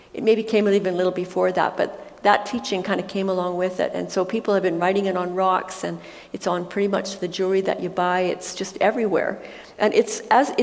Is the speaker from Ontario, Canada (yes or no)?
no; Alberta, Canada; we come from Alberta